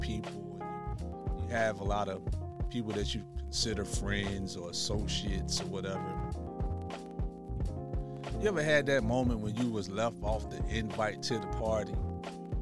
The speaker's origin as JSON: {"language": "English", "town": "Tuscaloosa", "region": "Alabama", "country": "United States", "accent": "southern"}